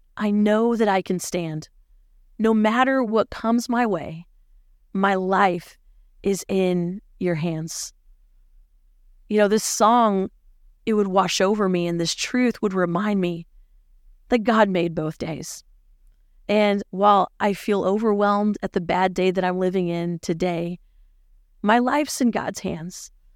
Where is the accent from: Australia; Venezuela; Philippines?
Philippines; moved away; growing up in the Philippines